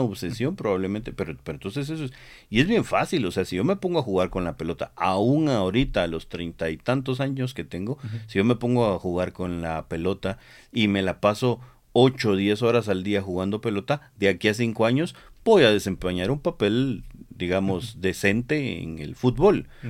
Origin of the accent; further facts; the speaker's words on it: Guatemala; nosotros somos eh, guatemaltecos